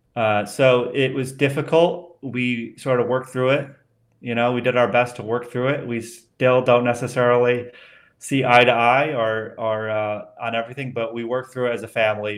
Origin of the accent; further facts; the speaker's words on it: Colorado, United States; moved away; also born or lived in Washington, D.C. / Vermont / outside Denver; I grew up in Colorado and then Vermont